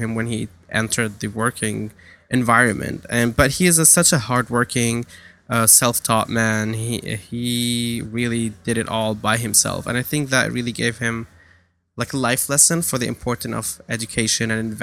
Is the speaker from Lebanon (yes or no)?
yes; Lebanon; moved away as an adult; also born or lived in New York / San Francisco; now in Brooklyn, United States; I'm from Lebanon. I was born and raised in Lebanon for most of my life. I come from a small village in the northern suburbia of Beirut, the capital